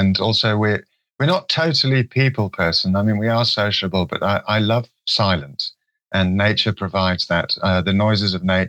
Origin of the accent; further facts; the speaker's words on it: Kenya; also born or lived in Swaziland; I was brought up in Kenya and Swaziland.